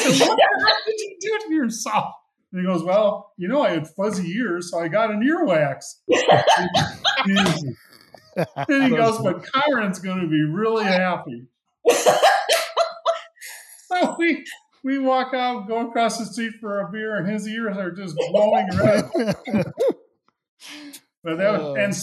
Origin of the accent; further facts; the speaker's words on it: Western New York, United States; moved away; I grew up in Western New York